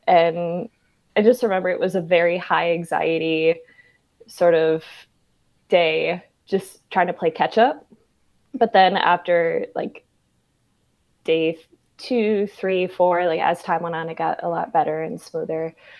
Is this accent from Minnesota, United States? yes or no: yes; Minneapolis, Minnesota, United States; moved away; also born or lived in Atlanta; Minneapolis, where I'm originally from, born and raised